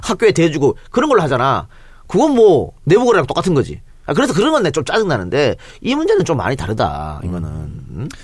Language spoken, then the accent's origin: Korean; Andong, North Gyeongsang, South Korea; now in Seoul, South Korea; 안동 출신의 나처럼